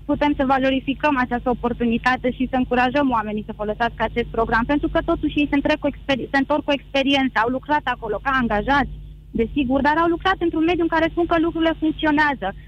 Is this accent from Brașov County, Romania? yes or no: yes; Brașov, Brașov County, Romania; Din Brașov, din Brașov.